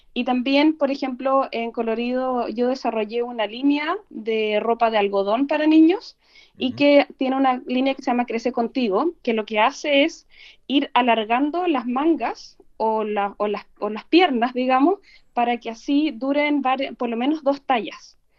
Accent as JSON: {"language": "Spanish", "town": "Valdivia", "region": "Los Ríos", "country": "Chile", "said": "yo soy de regiones, soy de Valdivia"}